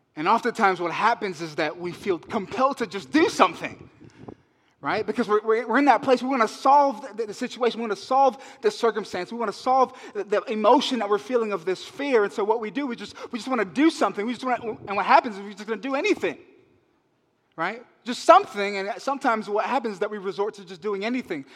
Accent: Las Vegas, Nevada, United States; moved away as an adult; also born or lived in Alameda, California; now in Oakland, United States; I'm from Vegas, okay? I'm a city boy

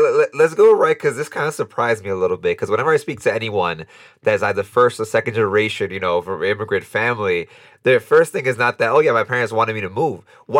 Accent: New York City, New York, United States; moved away as an adult; now in Costa Rica; I'm from New York and I say that, you know, I grew up in New York City, but in my household, my parents were from the Dominican Republic, I was in a Dominican household

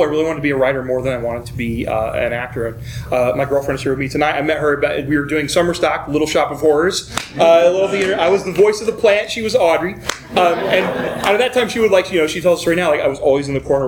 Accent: Ironton, Ohio, United States; also born or lived in Cincinnati, Ohio; I was born in Ironton, Ohio

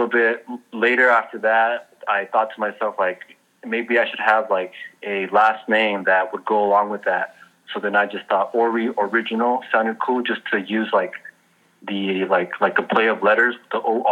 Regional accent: Los Angeles, California, United States; now in Oakland, United States; I grew up in Northeast L.A.

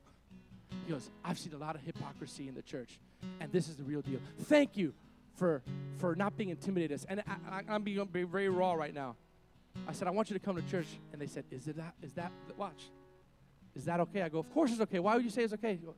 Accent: Miami, Florida, United States; moved away; I come from Miami

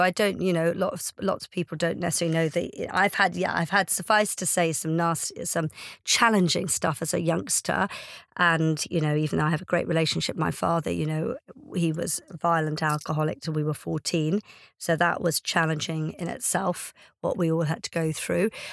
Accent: Ireland; now in United Kingdom; I'm Irish

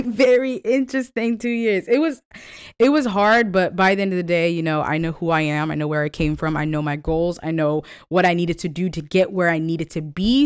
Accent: California, United States; moved away as an adult; also born or lived in Kentucky; I'm from California.

